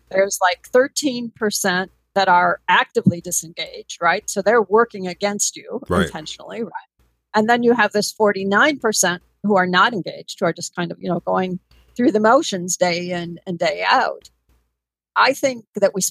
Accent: near La Crosse, rural Wisconsin, United States; in rural Wisconsin, near La Crosse, Wisconsin, which is on the western border of Wisconsin and Minnesota

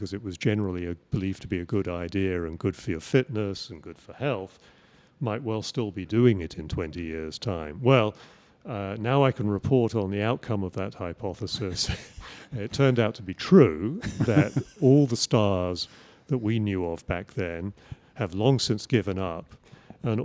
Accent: England, United Kingdom; moved away; I grew up in England

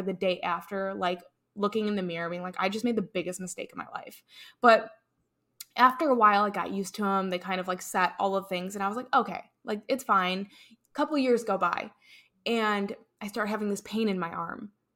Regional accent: Chicago, Illinois, United States; moved away as an adult; also born or lived in North Carolina; I'm originally from Chicago

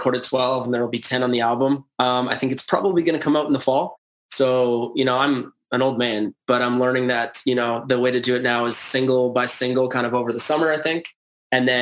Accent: Edmonton, Alberta, Canada; I was born in Edmonton during a dynasty

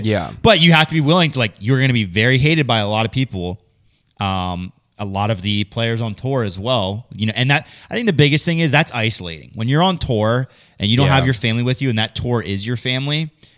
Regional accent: Michigan, United States; I'm from this area, I'm from Michigan, so I throw Discraft.

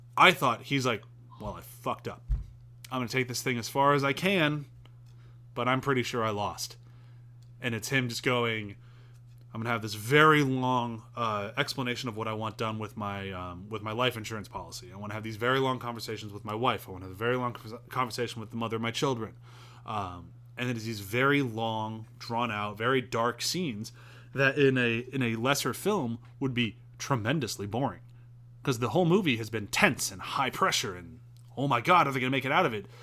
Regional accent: United States; I'm very American

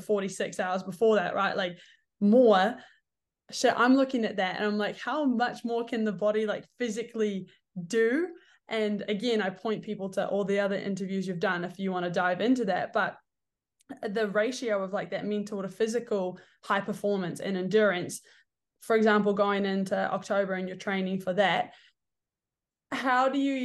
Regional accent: New Zealand; moved away as an adult; now in United States; growing up in New Zealand

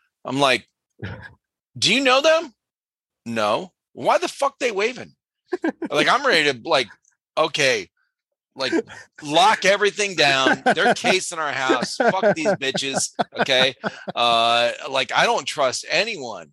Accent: Cleveland, Ohio, United States; moved away as an adult; now in South Carolina, United States; I grew up in Cleveland, Ohio

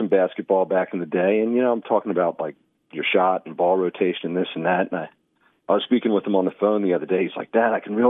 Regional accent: Baltimore, Maryland, United States; moved away as an adult; I grew up in Baltimore, Maryland

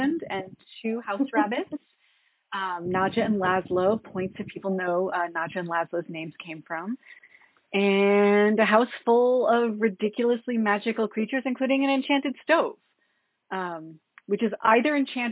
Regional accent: just south of Boston, Massachusetts, United States; moved away as an adult; now in Washington, D.C., United States; I'm from Massachusetts originally. I grew up in Massachusetts, just south of Boston, but I've been actually in Washington, D.C. for the majority of my, I was about to say my adult life, but officially now the majority of my life

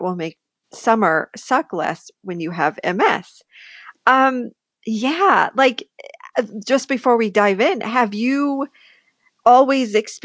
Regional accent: Buffalo, New York, United States; moved away; I am originally from Buffalo, New York

